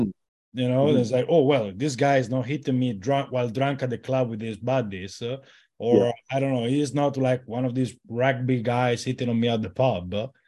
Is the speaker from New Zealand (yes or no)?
no; Italy; No, of course I'm from Italy.